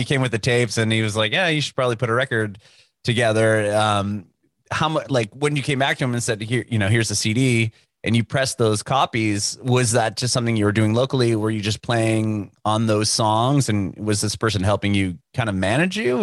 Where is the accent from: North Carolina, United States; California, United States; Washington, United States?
California, United States; San Diego; moved away as an adult; now in Nashville, United States; I'm, I'm from San Diego. I was born and raised there